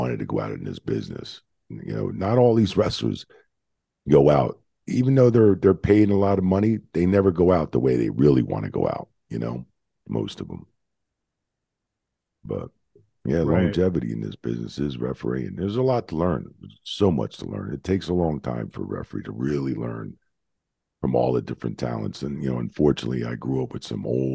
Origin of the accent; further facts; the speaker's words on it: Cherry Hill, New Jersey, United States; also born or lived in Bayonne, New Jersey; I was born in Bayonne, and in like 74, when I was 8, we moved to South Jersey, Cherry Hill.